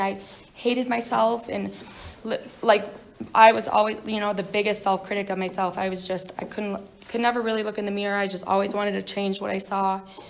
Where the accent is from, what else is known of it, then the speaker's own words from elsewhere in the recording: New York, United States; moved away; I'm not from here. I grew up in New York